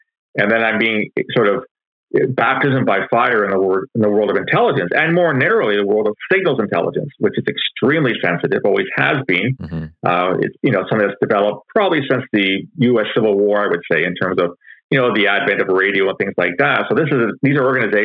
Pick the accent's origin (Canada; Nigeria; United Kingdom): Canada; London, Ontario; I was born and raised in London, Ontario